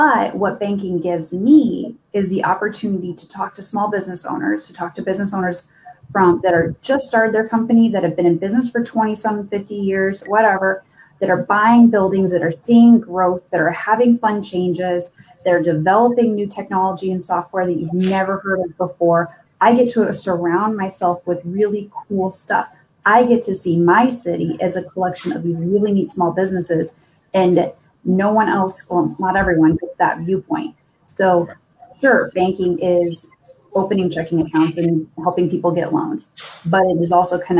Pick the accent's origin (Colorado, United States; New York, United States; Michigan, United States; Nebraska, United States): Nebraska, United States; Omaha; moved away as an adult; also born or lived in Kansas City; went to college in the town that we grew up in Omaha